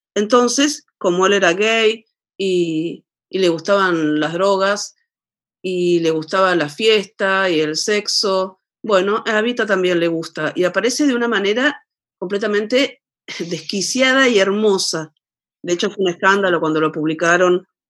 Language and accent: Spanish; Argentina; now in La Plata, Argentina; la última gran crisis, gran, gran, gran, enorme crisis que, hubo en mi país, alrededor del año 2000